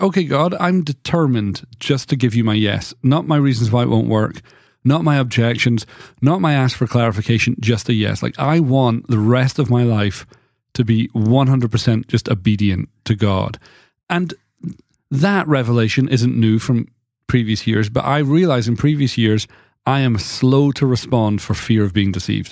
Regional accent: United Kingdom; moved away; in Britain, there's all these things that were just part of my childhood

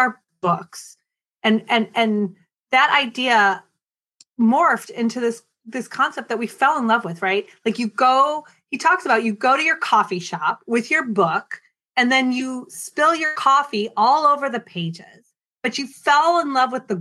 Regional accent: Minneapolis, Minnesota, United States; also born or lived in Oregon; now in Oakland, United States; I grew up in Minneapolis, Minnesota

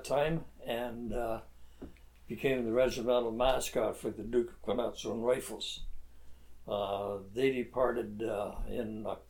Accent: New Westminster, British Columbia, Canada; 24th of May 1928, when I was born and raised in New Westminster. Growing up in there, I'm living up on 13th Street in Edinburgh, New Westminster.

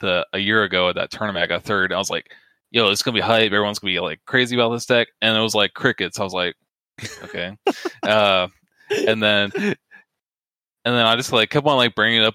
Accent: Pennsylvania, United States; now in Georgia, United States; I was born in Pennsylvania, so like I'm a Philly sports fan

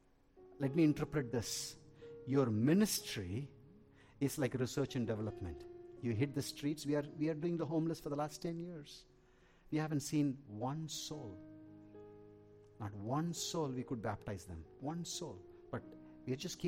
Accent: Tamil Nadu, India; I'm an Indian. I'm a South Indian

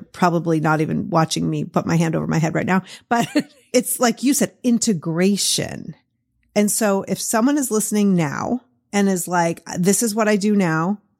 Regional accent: Boston, Massachusetts, United States; accent: Boston; my Boston accent

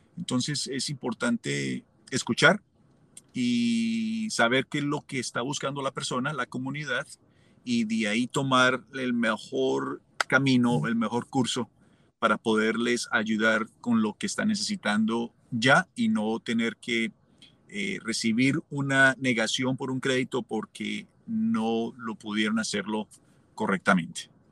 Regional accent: Colombia; moved away as an adult; also born or lived in Los Angeles, United States; now in Omaha, United States; cuando yo salí de Colombia

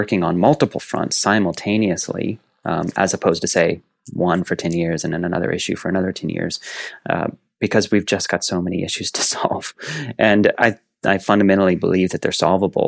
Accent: East Central Indiana, United States; I grew up in East Central Indiana, basically on the back 40 acres of a small family farm

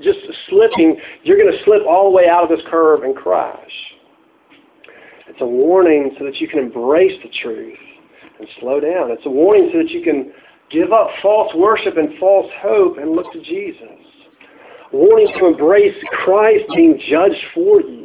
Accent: United States

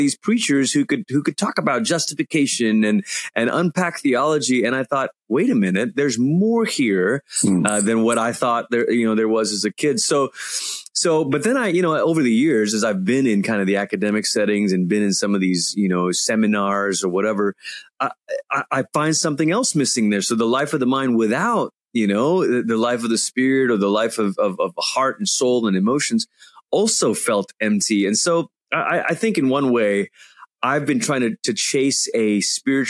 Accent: Malaysia; I grew up in Malaysia.

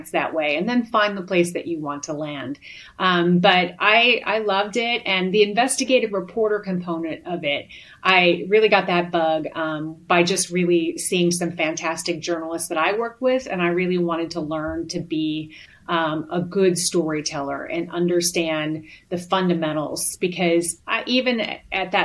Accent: Chicago, Illinois, United States; moved away as an adult; also born or lived in Amarillo, Texas; I'm originally from Chicago

